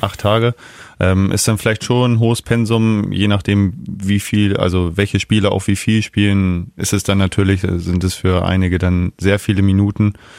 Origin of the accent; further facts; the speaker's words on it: Neustadt am Rübenberge, Lower Saxony, Germany; also born or lived in Garbsen; Ich bin in Neustadt geboren, ja. Äh, wohne aber in Garbsen und ja, ein Ortsteil ist Osterwald